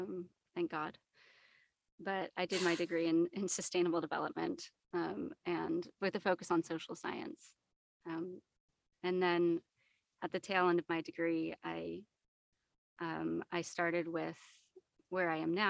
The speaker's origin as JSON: {"language": "English", "region": "California", "country": "United States", "tie": "born or raised there", "also_born_or_lived": "Australia", "moved": "as an adult", "said": "I was born and raised in the U.S. I moved around quite a lot, but I would say California is my home. So when I was 20, I moved to Australia and I did my undergrad there."}